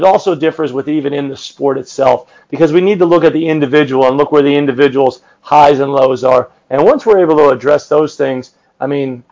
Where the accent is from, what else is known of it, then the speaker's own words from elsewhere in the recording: Northeast Pennsylvania, United States; now in Indiana, United States; I grew up in Northeast Pennsylvania